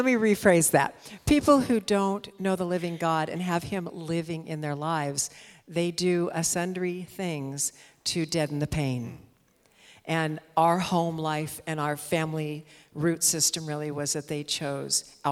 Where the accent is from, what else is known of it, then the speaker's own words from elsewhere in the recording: Orange County, Southern California, United States; I was raised in Southern California, in Orange County, by a single mother